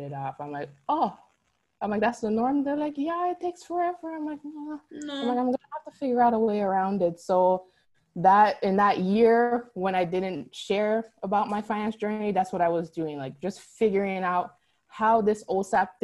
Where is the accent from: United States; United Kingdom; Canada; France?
Canada; Toronto, Ontario; moved away; I'm originally from Toronto